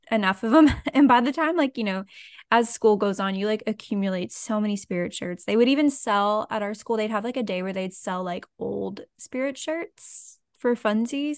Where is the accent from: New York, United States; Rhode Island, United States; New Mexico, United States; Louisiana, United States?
Louisiana, United States; Lafayette; so I'm from South Louisiana. So I and I didn't move at all. So I grew up in the same place.